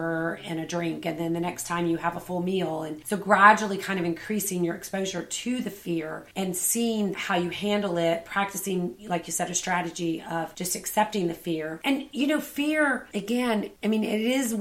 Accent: Savannah, Georgia, United States; I grew up in Savannah

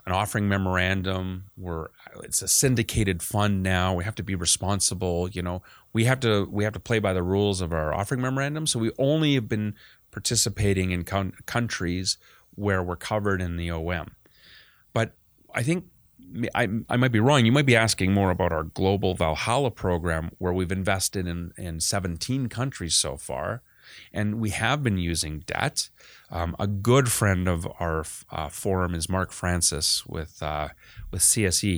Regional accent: Canada; being the Canadian kid

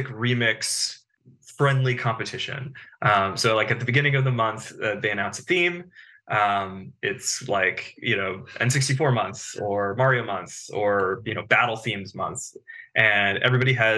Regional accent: Bethesda, Maryland, United States; I grew up in the Bethesda, like DC area

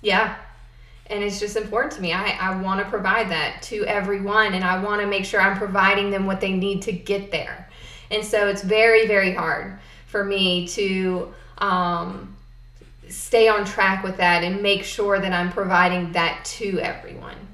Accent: South Boston, Virginia, United States; also born or lived in Florida; I was born in Florida and moved to Halifax County when I was seven. So I'm pretty much from here

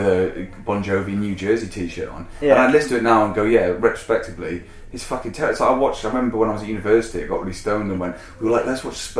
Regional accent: Hexham, North East England, United Kingdom; I grew up in Hexham

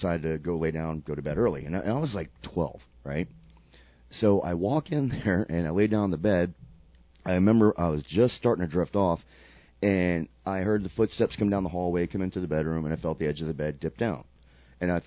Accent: Sarasota, Florida, United States; I lived in Sarasota at the time, my hometown

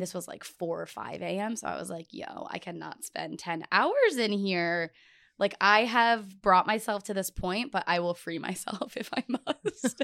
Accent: Buffalo, New York, United States; moved away; also born or lived in Arizona / Miami; I'm from Buffalo, New York

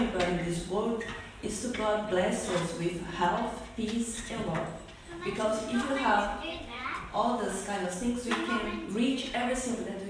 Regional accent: Brazil; English is a second language; moved away as an adult; now in Melbourne, Australia; I am from Brazil

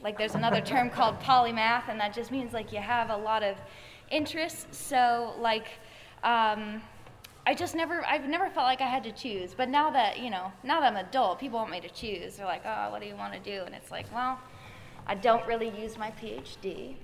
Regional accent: Atlanta, Georgia, United States; I grew up in Atlanta

